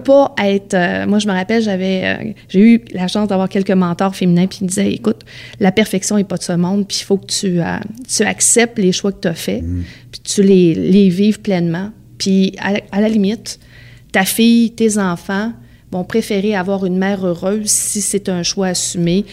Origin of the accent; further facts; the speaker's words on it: Beauce, Quebec, Canada; j'ai grandi dans la Beauce